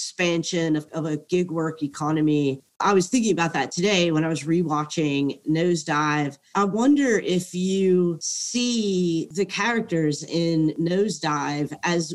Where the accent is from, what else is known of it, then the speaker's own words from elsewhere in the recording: southern United States, United States; as a woman, young woman growing up in the United States, especially in the southern United States